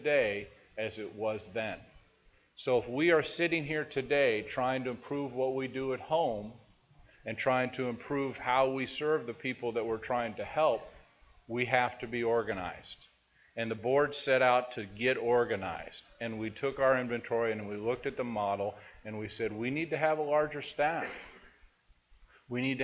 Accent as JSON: {"language": "English", "town": "Seattle", "region": "Washington", "country": "United States", "said": "I'm from Seattle"}